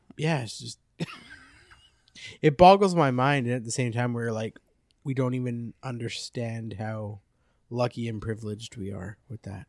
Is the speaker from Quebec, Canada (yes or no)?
no; Abbotsford, British Columbia, Canada; also born or lived in Drumheller, Alberta / Chilliwack; pretty much born and raised there.